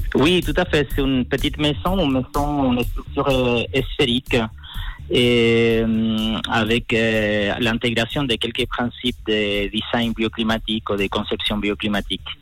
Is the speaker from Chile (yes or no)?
yes; Chile; moved away; also born or lived in La Serena, Chile